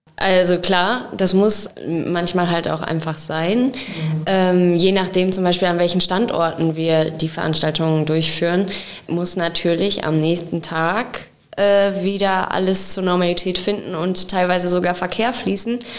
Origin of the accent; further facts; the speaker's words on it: Wenden, North Rhine-Westphalia, Germany; now in Olpe, Germany; ich komme gebürtig aus Wenden und wohne jetzt aber schon lange in Olpe